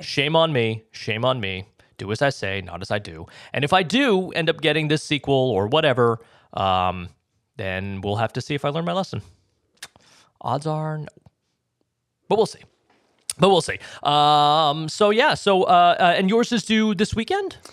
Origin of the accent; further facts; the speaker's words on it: Massachusetts, United States; moved away; I'm from Massachusetts